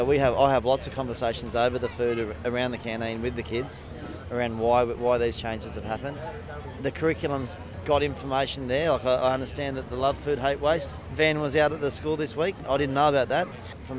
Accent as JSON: {"language": "English", "town": "Kyogle", "region": "New South Wales", "country": "Australia"}